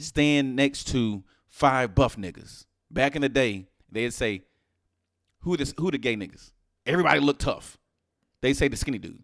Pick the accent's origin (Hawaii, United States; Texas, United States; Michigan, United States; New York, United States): Texas, United States; Houston; I'm from Houston